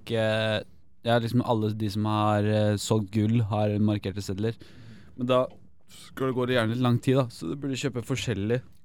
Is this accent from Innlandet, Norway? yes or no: yes; Elverum, Innlandet, Norway; jeg er fra Elverum